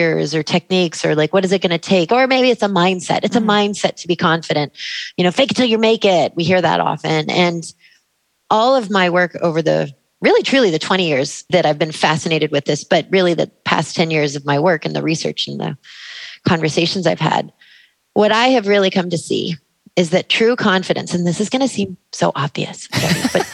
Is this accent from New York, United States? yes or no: no; Sacramento, California, United States; I grew up in Sacramento